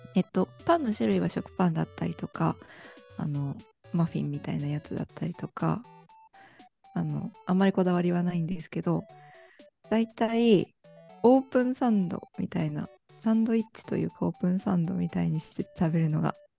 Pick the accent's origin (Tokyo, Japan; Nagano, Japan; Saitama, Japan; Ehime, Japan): Nagano, Japan; Ueda; also born or lived in Matsumoto; 生まれは上田なんですよ。高校とかも上田だし